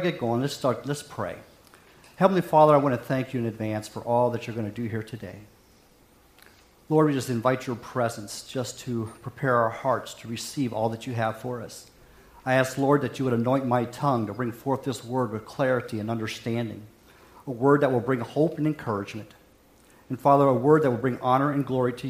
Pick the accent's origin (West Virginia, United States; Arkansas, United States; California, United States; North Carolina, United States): West Virginia, United States; Hampshire County; moved away; I grew up in a small county called Hampshire County, West Virginia